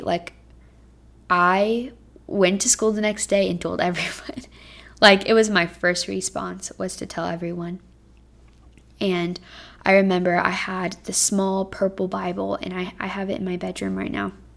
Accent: Texas, United States; moved away as an adult; now in Cincinnati, United States; Texas, which is my home state

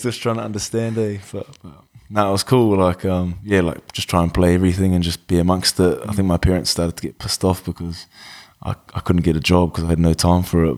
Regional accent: Wellington, New Zealand; also born or lived in Masterton / Texas, United States / Palmerston North / Christchurch; settled in Wellington in two thousand. Uh, been there ever since

